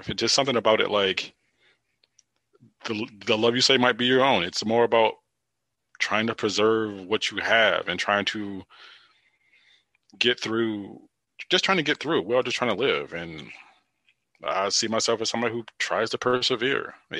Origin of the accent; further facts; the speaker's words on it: East Coast, United States; growing up on the East Coast where it was snowy and dreary